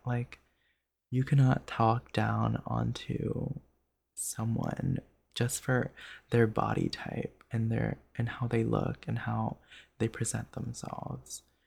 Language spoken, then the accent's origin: English; Jersey Shore, New Jersey, United States; moved away as an adult; now in Los Angeles, United States; I have life experience from living eighteen years in New Jersey